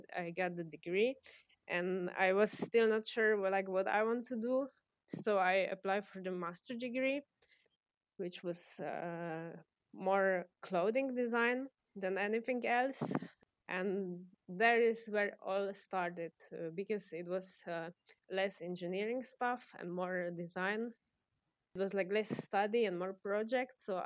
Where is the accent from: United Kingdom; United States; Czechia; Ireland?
Czechia; moved away as an adult; now in Maribor, Slovenia; I was born in Czech Republic